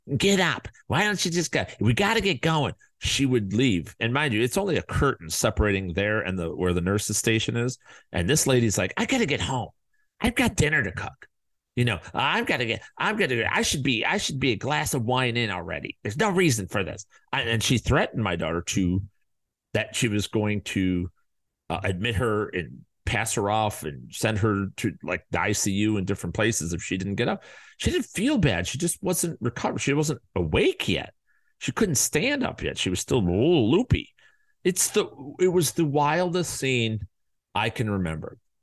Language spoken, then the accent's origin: English; Chicago, Illinois, United States; now in Arizona, United States; we live in Arizona, and we're from Chicago.